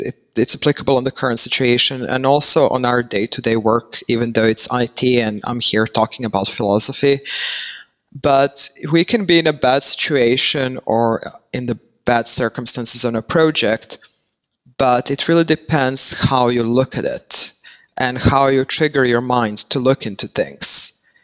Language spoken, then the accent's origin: English; Serbia; moved away as an adult; now in Netherlands; I'm currently based in the Netherlands. I say currently because I never know where I'm going to end up and who knows what the future holds. But I was born and raised in Serbia and I moved here back in 2014